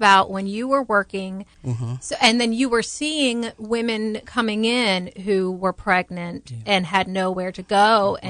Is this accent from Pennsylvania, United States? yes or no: no; New Orleans, Louisiana, United States; now in Tallahassee, United States; We're both from the New Orleans area.